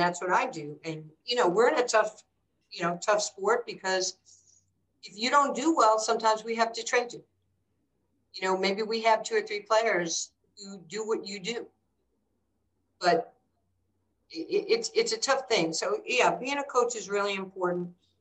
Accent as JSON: {"language": "English", "town": "New York City", "region": "New York", "country": "United States", "tie": "born or raised there", "moved": "yes", "lives_now": "Dallas, United States", "said": "I grew up in New York and I didn't have a father"}